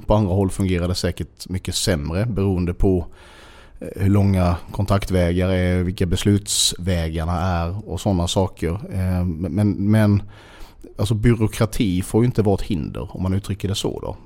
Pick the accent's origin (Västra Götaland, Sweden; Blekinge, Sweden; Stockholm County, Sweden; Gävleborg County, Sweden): Blekinge, Sweden; Sölvesborg; also born or lived in Bromölla; jag är uppväxt i Sölvesborg